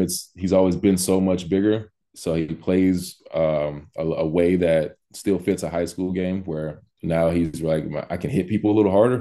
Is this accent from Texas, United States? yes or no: yes; Missouri City, Texas, United States; moved away as an adult; also born or lived in Los Angeles, California / Miami, Florida; now in Walla Walla, United States; I'm from Missouri City, Texas, by way of Los Angeles. Um, spent most of my childhood in both places